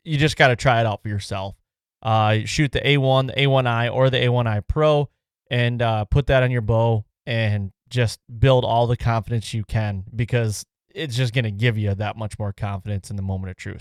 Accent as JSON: {"language": "English", "region": "Michigan", "country": "United States", "said": "we come from Michigan"}